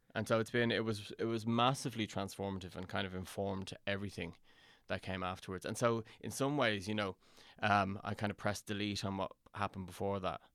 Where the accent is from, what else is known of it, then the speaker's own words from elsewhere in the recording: Dublin, Leinster, Ireland; also born or lived in London; I was born in London and my, I, my parents moved home, my parents are Irish and they moved home to, um, Dublin when I was ten